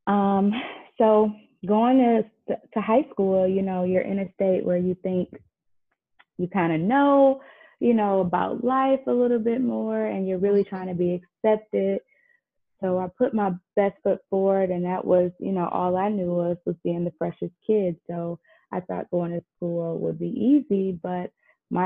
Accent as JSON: {"language": "English", "town": "Detroit", "region": "Michigan", "country": "United States", "tie": "born or raised there", "said": "born and raised in Detroit, Michigan"}